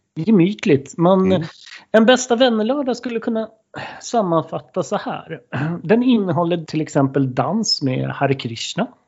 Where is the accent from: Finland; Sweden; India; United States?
Sweden; Stockholm, Stockholm County; moved away as an adult; also born or lived in Kopparberg; jag kommer ju från Stockholm från början.